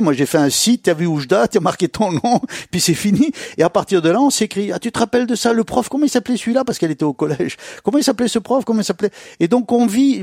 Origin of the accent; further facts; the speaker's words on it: Jerada, Oriental, Morocco; on a atterri à Girada